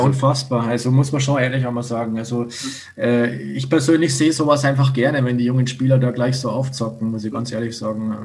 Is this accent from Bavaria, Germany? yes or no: yes; Landshut, Bavaria, Germany; now in Salzburg, Austria; ich komme ja aus Landshut